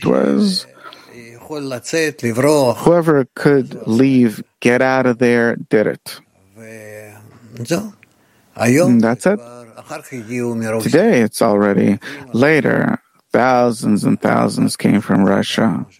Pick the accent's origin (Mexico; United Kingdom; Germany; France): France; now in Israel; because wherever I go, for example, they hear my accent. Ah, he's French, so, you know, let's cheat him a bit here, a bit there.